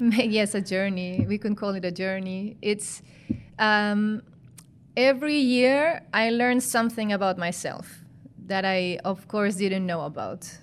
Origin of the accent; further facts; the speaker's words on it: Chile; moved away as an adult; now in Netherlands; I come from Chile, I come from South America